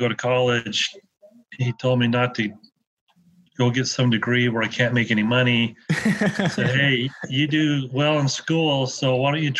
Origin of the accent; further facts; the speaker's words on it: Utah, United States; moved away as an adult; now in Las Vegas, United States; I grew up in Utah, and I went to BYU